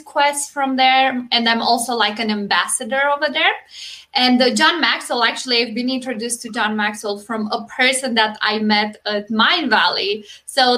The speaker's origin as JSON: {"language": "English", "country": "Romania", "moved": "as an adult", "lives_now": "United States", "said": "I'm originally from Romania, but I moved to US 6.5 years ago"}